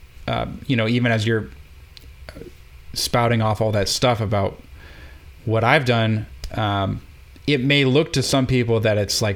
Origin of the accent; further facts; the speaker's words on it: Minneapolis, Minnesota, United States; moved away as an adult; also born or lived in Eau Claire, Wisconsin / New York; I'm from Minneapolis.